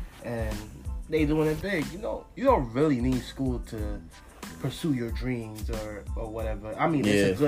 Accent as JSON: {"language": "English", "town": "New York City", "region": "New York", "country": "United States", "moved": "yes", "lives_now": "Delaware, United States", "said": "You feel me? I'm from Brooklyn, New York. Currently staying in Delaware."}